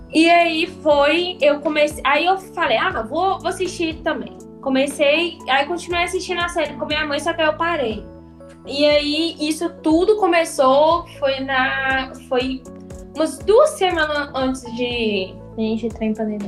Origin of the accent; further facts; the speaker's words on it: Santa Luzia, Minas Gerais, Brazil; sou aqui de Santa Luzia